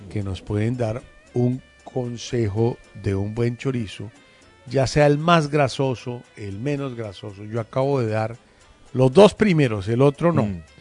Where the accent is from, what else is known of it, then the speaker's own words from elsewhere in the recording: Colombia; nuestras vidas como colombianos